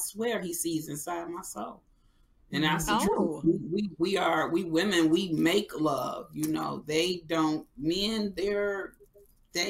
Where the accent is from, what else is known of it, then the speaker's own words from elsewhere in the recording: Detroit, Michigan, United States; also born or lived in Augusta, Georgia; now in Los Angeles, United States; I'm from Detroit, Michigan. I'm in LA.